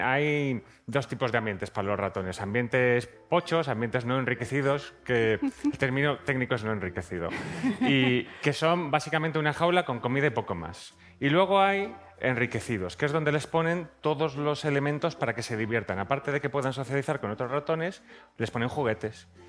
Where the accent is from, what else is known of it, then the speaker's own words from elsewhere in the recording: Zaragoza, Aragon, Spain; soy de Zaragoza